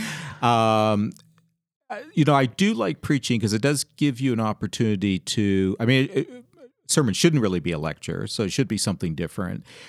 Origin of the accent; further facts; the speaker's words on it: Canada; moved away as an adult; also born or lived in England / Georgia; now in Seattle area, United States; I grew up in Canada where the winters could be very harsh.